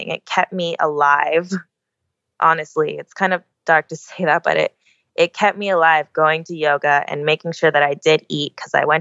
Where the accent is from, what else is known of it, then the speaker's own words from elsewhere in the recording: Oahu, Hawaii, United States; I'm born and raised on Oahu